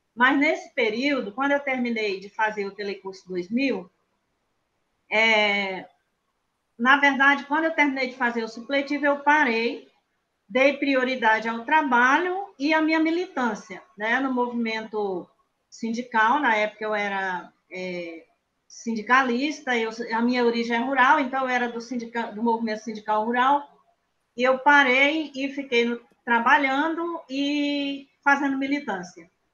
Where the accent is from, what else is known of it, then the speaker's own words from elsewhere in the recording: Acre, Brazil; Eu nasci no Seringal, é um seringal de nome bem estranho, o seringal se chama Oco do Mundo, na colocação Esperança. Para quem é daqui do Acre